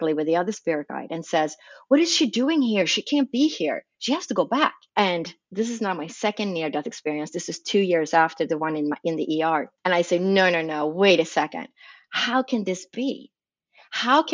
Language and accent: English; Sweden; moved away as an adult; now in United States; I was raised in Sweden, in Scandinavia